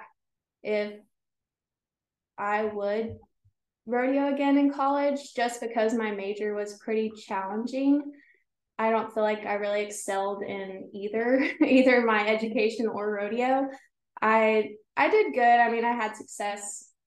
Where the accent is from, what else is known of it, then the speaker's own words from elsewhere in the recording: Brackettville, Texas, United States; I was born and raised in Brackettville.